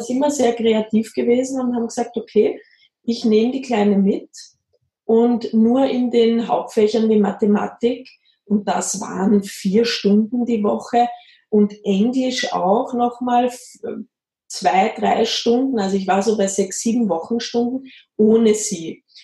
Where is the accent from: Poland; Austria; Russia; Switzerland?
Austria; now in Bavaria, Germany; ich komme aus Österreich, das hört man immer sehr.